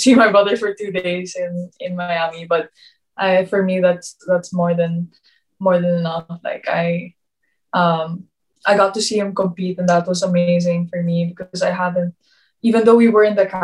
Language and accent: English; Philippines; moved away; being Filipino